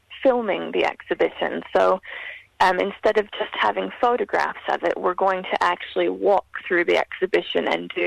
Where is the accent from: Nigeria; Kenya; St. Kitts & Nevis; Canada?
Canada; I grew up in Canada within quite a large diasporic Fijian community